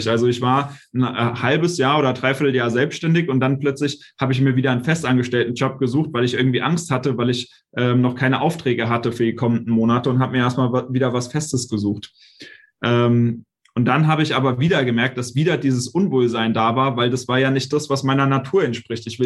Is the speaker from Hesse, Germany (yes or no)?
yes; Hanau, Hesse, Germany; bin wieder zurück in meine Heimatstadt hier nach Hanau gezogen